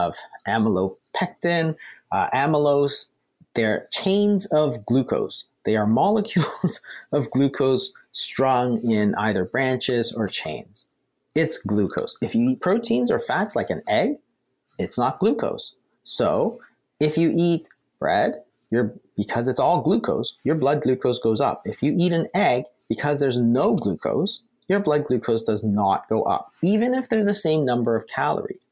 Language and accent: English; Canada; We're Canadian.